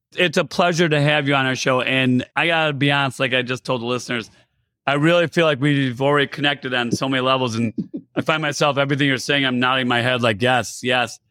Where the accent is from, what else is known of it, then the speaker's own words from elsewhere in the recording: United States; also born or lived in Iran; I grew up here in America, and I was originally born in Iran.